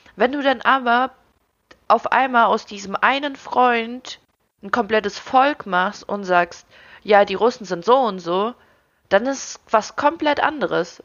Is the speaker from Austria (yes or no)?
no; Ukraine; now in Germany; ich wurde in der Ukraine geboren, für mich waren andere Sachen vollkommen normal, bevor ich hier nach Deutschland gekommen bin